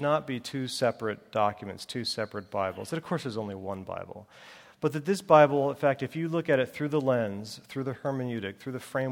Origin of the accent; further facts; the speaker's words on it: Northeast, United States; I grew up in the Northeast.